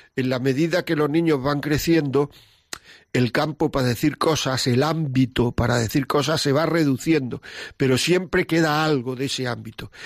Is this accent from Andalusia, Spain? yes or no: yes; Granada, Andalusia, Spain; moved away; de Granada, de mi tierra